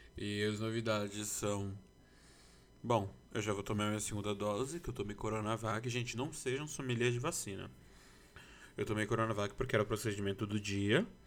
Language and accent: Portuguese; Brazil; eu sou brasileiro é, e os solis, porque eu nasci no Brasil